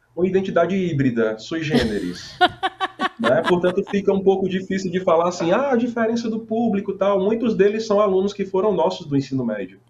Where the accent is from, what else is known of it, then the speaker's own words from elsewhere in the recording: Paraíba, Brazil; moved away; also born or lived in Roraima / Fortaleza; no sertão paraibano, que é minha terra, né? Eu sou paraibano